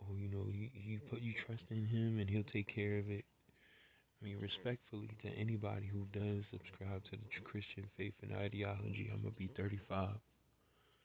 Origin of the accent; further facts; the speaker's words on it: New York City, New York, United States; I'm from New York City, and was there when that happened